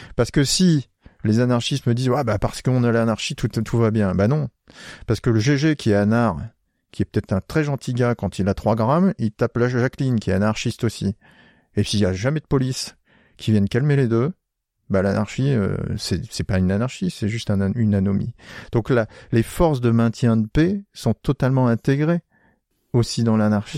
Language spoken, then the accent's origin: French; Picardy, Hauts-de-France, France; moved away; moi, je suis originaire de Picardie et pas loin, il y a euh, pas loin de là où j'habitais, il y a le famistère de Guise